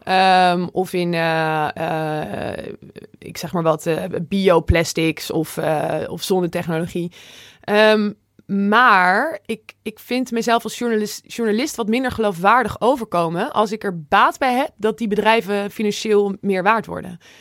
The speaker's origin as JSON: {"language": "Dutch", "town": "Zwolle", "region": "Overijssel", "country": "Netherlands", "said": "een goede vriend uit, uit Zwolle, waar ik vandaan kom"}